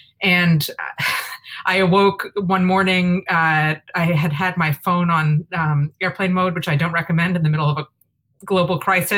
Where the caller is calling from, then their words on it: Boston, Massachusetts, United States; I'm calling from Boston